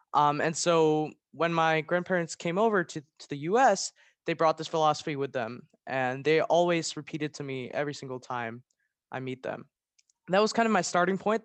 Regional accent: Maryland, United States; I'm a junior from Maryland

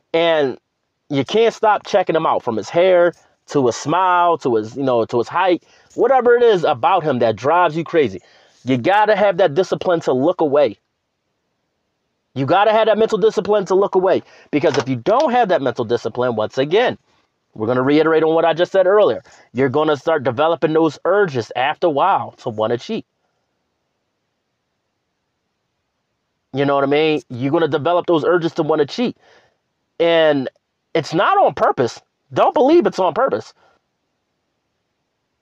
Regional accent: Philadelphia, Pennsylvania, United States; moved away; I'll be back in my hometown

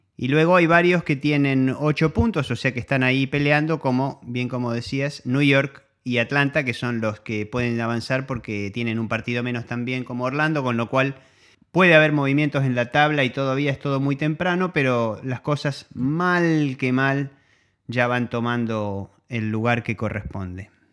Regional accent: Argentina; somos argentinos

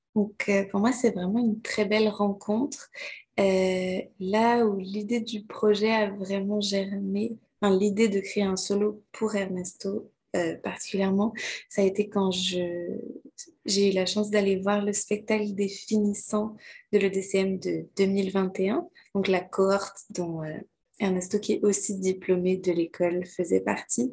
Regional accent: Quebec, Canada; also born or lived in France / Martinique (ancestry); Je suis née en France et j'ai passé la plupart de ma vie au Québec. J'ai vraiment grandi au Québec.

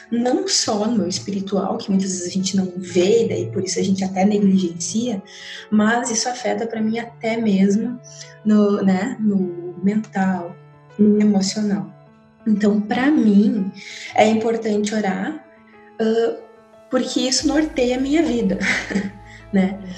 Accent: Rio Grande do Sul, Brazil; now in Guaíra, Brazil; Eu sou gaúcha, então vocês vão perceber bastante pelo meu sotaque, apesar de já estar bastante uh, misturado, né?

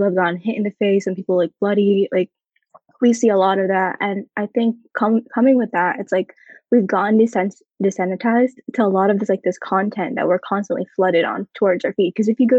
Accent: United States; also born or lived in Philippines; I also go by she, her pronouns, and I am of Filipino descent, and I came here when I was 7. I'm around like, I'm 18 now

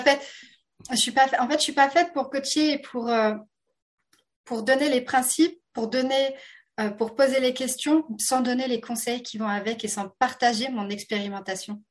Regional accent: France; accent: French (France); à mon accent, vous vous rendez compte que je suis française de France

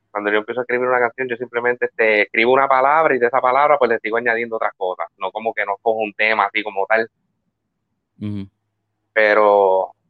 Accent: Quebradillas, Puerto Rico; now in United States; No, yo soy, yo, soy de Quebradilla. Pero este, pero sí, estoy viviendo en Estados Unidos.

